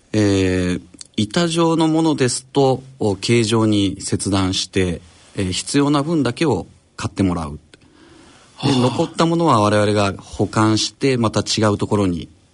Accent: Kawanishi, Hyogo, Japan; born or raised there; now in Osaka, Japan

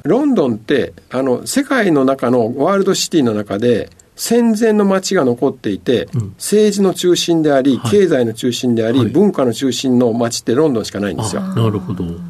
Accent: Ehime, Japan; 愛媛県の出身でございます

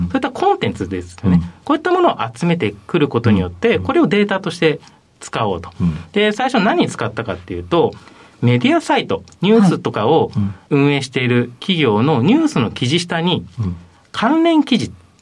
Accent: Ashikaga, Tochigi, Japan; 栃木県の足利市というところになります

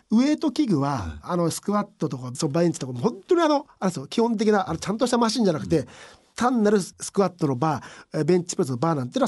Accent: Urawa, Saitama, Japan; で浦和の出身なんで浦和の小学生とかっていうのはもう絶対にあの、自分ももちろん小学校の時、サッカー少年団入ったんですけど

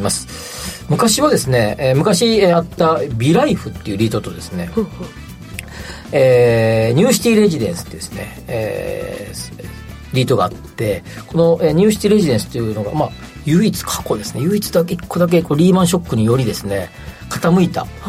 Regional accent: Kansai, Japan; 僕も関西出身

